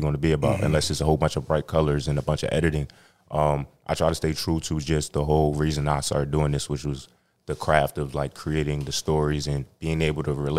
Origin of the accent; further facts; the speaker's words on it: Camden, New Jersey, United States; growing up in Camden